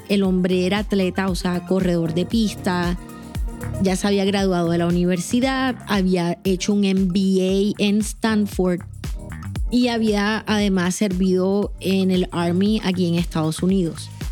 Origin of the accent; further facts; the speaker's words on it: Colombia; moved away as an adult; now in Atlanta, United States; aquellos que somos colombianos